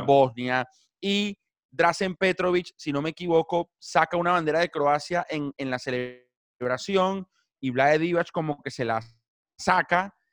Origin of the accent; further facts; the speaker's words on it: Caracas, Capital District, Venezuela; moved away as an adult; now in Buenos Aires, Argentina; En Venezuela crecí siendo el Caracas Fútbol Club, obviamente soy caraqueño